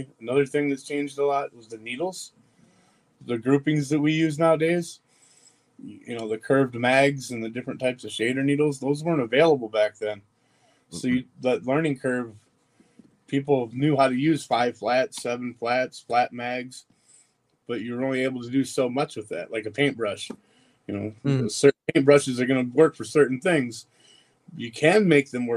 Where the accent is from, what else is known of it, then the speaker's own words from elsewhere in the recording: Phoenix, Arizona, United States; I grew up out in Phoenix